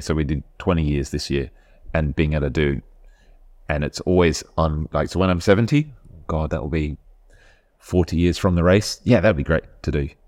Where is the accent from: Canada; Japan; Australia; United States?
Australia; Adelaide, South Australia; moved away as an adult; now in United Kingdom; I grew up in Adelaide